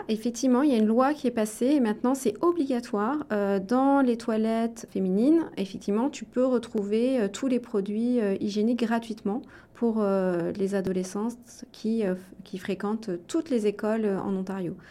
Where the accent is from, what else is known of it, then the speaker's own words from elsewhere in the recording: Le Creusot, Bourgogne-Franche-Comté, France; also born or lived in Chambéry, Savoie; j'ai vécu en Bourgogne une grande partie euh, de mon enfance, au Creusot pour être précis